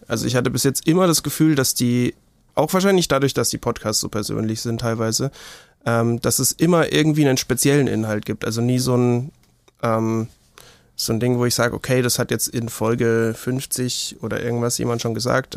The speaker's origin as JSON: {"language": "German", "town": "Würzburg", "region": "Bavaria", "country": "Germany", "tie": "born or raised there", "said": "Ich bin in Würzburg geboren. Ich lebe immer noch in Würzburg. Mich hat es nicht weit verschlagen"}